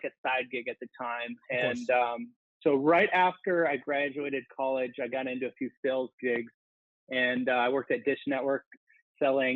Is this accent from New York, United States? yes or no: no; Minnesota, United States; moved away as an adult; also born or lived in Arizona; I'm from Minnesota